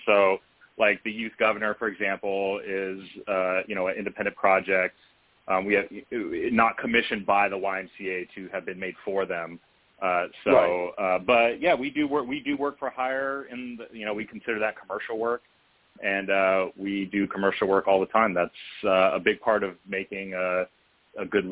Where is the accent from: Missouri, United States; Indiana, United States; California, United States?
California, United States; Culver City; Jaron and I grew up in Culver City, California